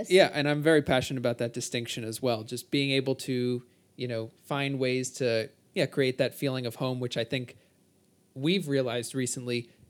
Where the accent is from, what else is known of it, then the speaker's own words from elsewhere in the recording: New Jersey, United States; Can't you tell I'm from New Jersey?